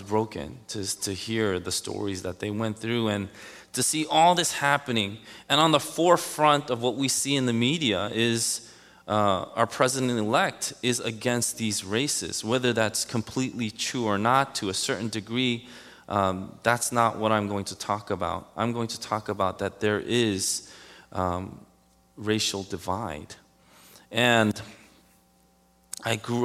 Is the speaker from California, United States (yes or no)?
no; New York City, New York, United States; Growing up in Queens, Elmhurst, went through Jackson Heights, Woodhaven